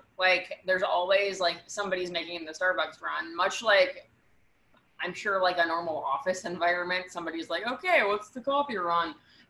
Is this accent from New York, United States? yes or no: yes; New York, United States; I'm from Washington Heights. My parents live in Washington Heights.